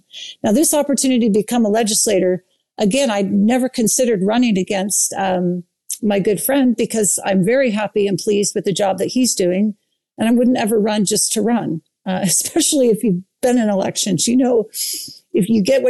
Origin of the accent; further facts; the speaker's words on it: Saratoga Springs, Utah, United States; and I'm from Saratoga Springs, and the 12 other candidates were all from Lehigh.